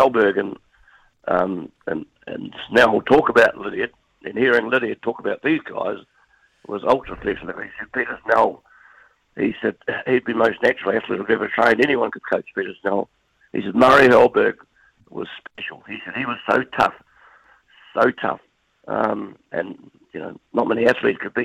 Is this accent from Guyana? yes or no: no; New Zealand; being a Kiwi